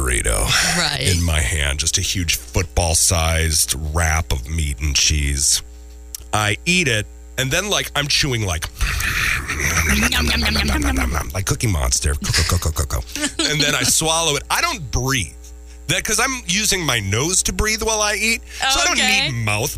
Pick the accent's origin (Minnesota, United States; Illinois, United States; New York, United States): Minnesota, United States; Minneapolis; growing up in Minneapolis, we have a lot of family out east